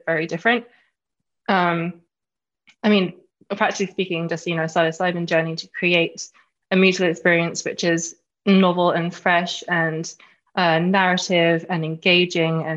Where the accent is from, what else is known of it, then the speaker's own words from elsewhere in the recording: London, United Kingdom; I'm from London. I'm a Londoner, born and bred.